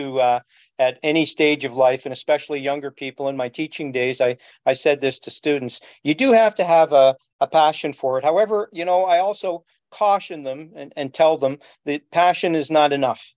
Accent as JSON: {"language": "English", "town": "Montreal", "region": "Quebec", "country": "Canada", "tie": "born or raised there", "moved": "as an adult", "lives_now": "Toronto, Canada", "said": "I was born in Montreal and grew up in suburban LaSalle, just outside of Montreal."}